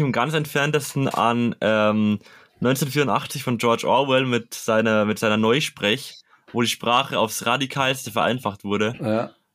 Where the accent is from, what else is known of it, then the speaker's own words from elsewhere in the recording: Bavaria, Germany; ich komme aus Bayern